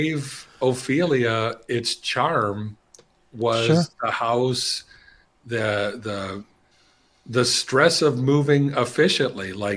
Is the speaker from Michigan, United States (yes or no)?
yes; Michigan, United States; I'm from Michigan